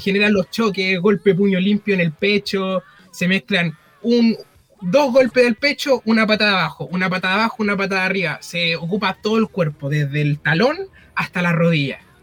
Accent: Penco, Biobío, Chile; soy de Penco.

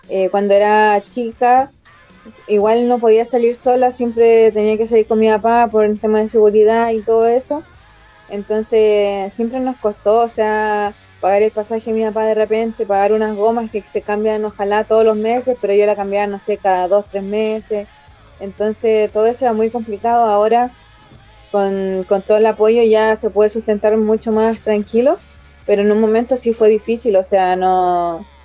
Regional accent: Osorno, Los Lagos, Chile; De Osorno.

